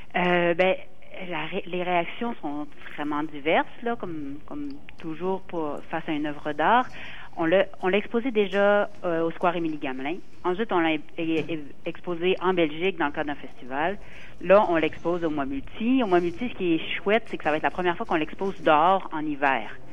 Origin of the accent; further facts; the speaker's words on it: Quebec, Canada; en tant que Québécois